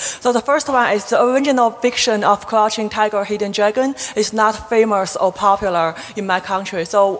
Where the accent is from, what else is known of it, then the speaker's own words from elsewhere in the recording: Beijing, China; I'm from Beijing, China.